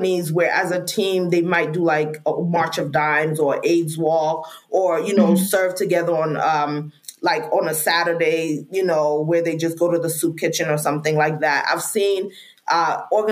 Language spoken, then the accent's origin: English; Freetown, Western Area, Sierra Leone; now in United States; I'm an immigrant from Sierra Leone, Freetown, Sierra Leone